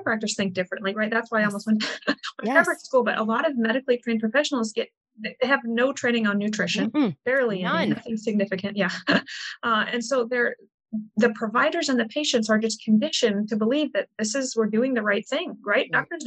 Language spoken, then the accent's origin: English; Midwest, United States; born or raised there